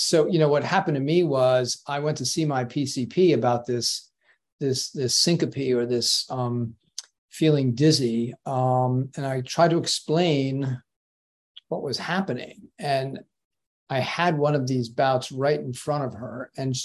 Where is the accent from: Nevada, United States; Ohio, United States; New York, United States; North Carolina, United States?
New York, United States; Port Washington; also born or lived in Queens, New York / Connecticut / Boston / London; now in Aquidneck Island, Rhode Island, United States; when I was a kid, I grew up in Port Washington, Long Island, little seaside community. Like several brilliant other people, I was born in Queens, New York, and grew up in Long Island, and then lived in Connecticut for a whole bunch of years